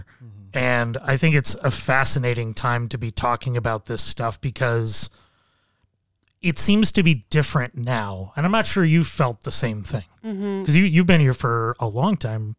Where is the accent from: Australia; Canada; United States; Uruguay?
United States; Buffalo, New York; I grew up in Buffalo and I had more than a full year where I did not wear pants.